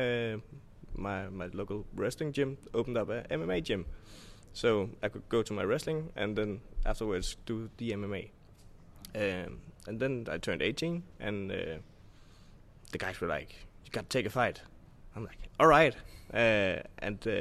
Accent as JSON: {"language": "English", "country": "Denmark", "said": "I'm from Denmark."}